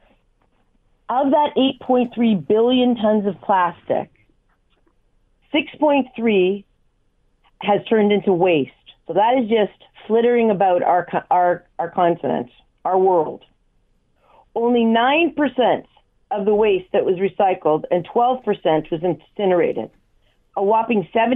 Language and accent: English; Hamilton, Ontario, Canada; because it is my hometown